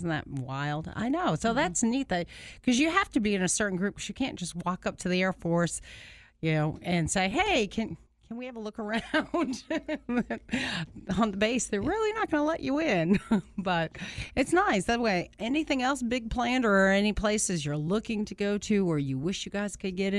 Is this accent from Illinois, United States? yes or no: no; Massachusetts, United States; moved away; I'm from Massachusetts, New Bedford.